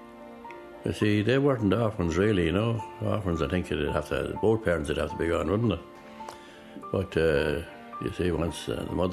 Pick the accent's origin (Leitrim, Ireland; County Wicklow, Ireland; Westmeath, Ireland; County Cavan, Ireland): County Cavan, Ireland; Inishmore, Butlersbridge; also born or lived in Armard, County Cavan; now in Loughlinstown, County Dublin, Ireland; I was born in Inishmore. Inishmore, that's Buttersbridge, Inishmore, Buttersbridge, County Cavan. We moved then up to a place called Armard